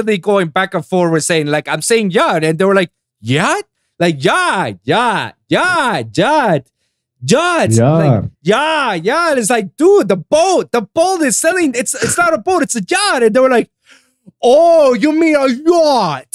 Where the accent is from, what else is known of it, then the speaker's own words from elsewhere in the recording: Puerto Rico; accent: Spanish; English is a second language; moved away as an adult; I'm from Puerto Rico. I was born and raised in the island for 25 years